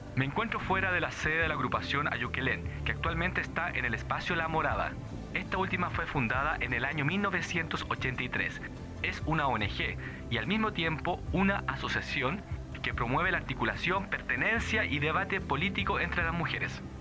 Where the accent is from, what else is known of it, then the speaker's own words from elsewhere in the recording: Chile; accent: extremadamente chileno; me ha retado constantemente por no pronunciar las S, comerme las D, hablar como chileno, extremadamente chileno